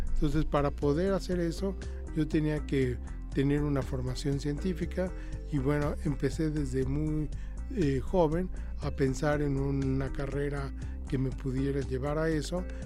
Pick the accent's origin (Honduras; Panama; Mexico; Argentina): Mexico; no solamente soy el único mexicano, soy el único latinoamericano